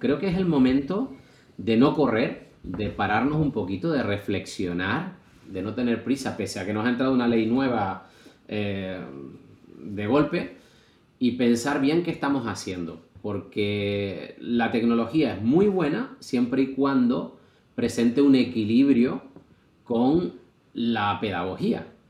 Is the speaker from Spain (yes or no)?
yes; Canary Islands, Spain; en otra isla, que no era, no era la mía